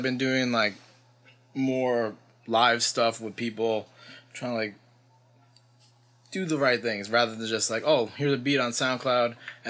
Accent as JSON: {"language": "English", "region": "New York", "country": "United States", "said": "From New York. New York."}